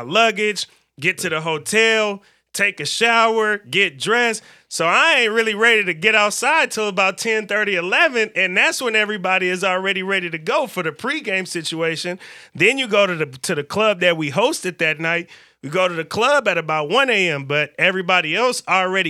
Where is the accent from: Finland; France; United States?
United States; the Bay Area, California; now in Portland, United States; I'm from the Bay. We're a little more diverse in the Bay